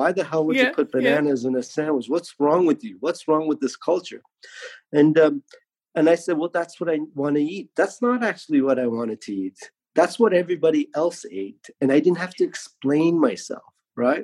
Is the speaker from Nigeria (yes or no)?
no; Canada; born in another country, but then, you know, we grew up here